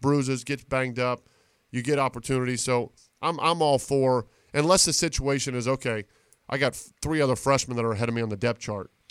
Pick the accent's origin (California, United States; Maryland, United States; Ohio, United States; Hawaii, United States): Ohio, United States; Reading; I'm from Reading High School